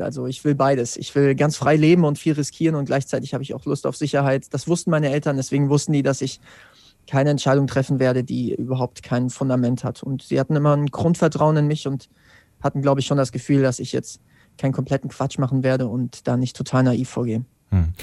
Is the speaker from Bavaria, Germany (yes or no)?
no; Wetzlar, Hesse, Germany; Ich komme aus Wetzlar